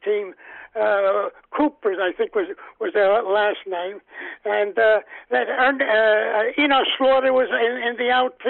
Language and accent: English; New Jersey, United States; Yes. They used to have these cards that they used to give up with bubble gum.